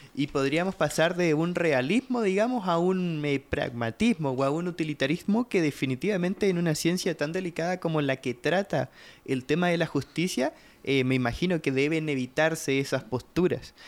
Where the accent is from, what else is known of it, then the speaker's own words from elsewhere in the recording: Chile; now in Guatemala; yo soy chileno